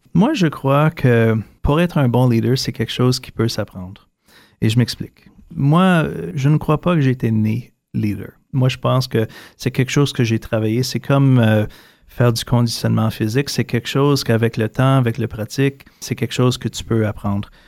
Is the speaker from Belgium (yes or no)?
no; Ottawa, Ontario, Canada; also born or lived in Toronto; revenir chez moi à Ottawa